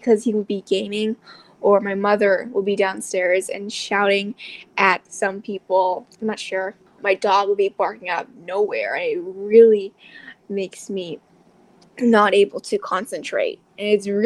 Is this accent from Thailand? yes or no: yes; Thailand; I am from Thailand